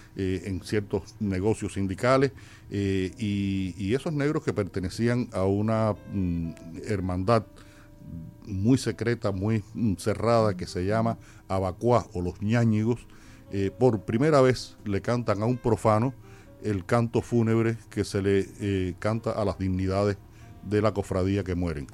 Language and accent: Spanish; Havana, Cuba; ahí en el barrio donde yo nací y sigo viviendo, Mantilla